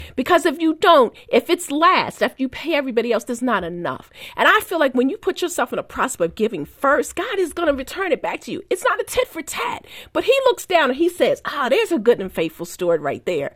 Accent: Baltimore, Maryland, United States; I left my hometown paper to go to the Post, so she wasn't happy about that 'cause she wanted me to stay in Baltimore

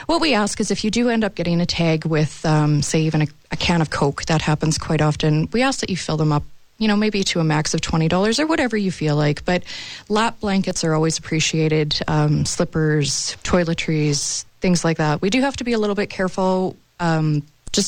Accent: Moose Jaw, Saskatchewan, Canada; We grew up here in Moose Jaw.

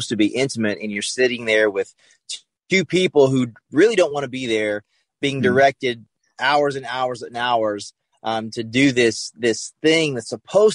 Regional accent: the South, United States; I grew up in the South

